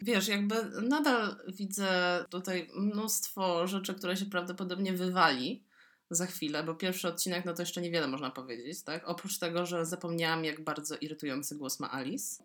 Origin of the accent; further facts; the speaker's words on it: Poland; z Polski, duży kraj w Europie Środkowo-Wschodniej